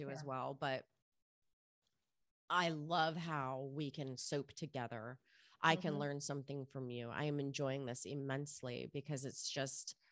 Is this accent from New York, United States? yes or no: no; Miami, Florida, United States; I grew up in Miami in the clubs